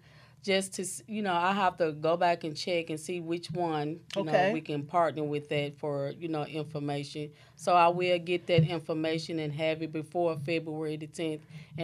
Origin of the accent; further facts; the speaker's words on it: Lake County, Tennessee, United States; moved away as an adult; now in Dyersburg, United States; I'm originally from Lake County.